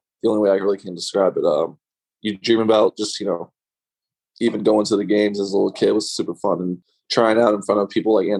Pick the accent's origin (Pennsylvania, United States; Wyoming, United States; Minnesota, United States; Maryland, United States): Maryland, United States; also born or lived in Akron, Ohio; So I was born in Akron. Oh, gotcha. Okay. And I lived there for about 6 years. So, but I basically grew up in Maryland. So like all my memories and stuff are from Maryland.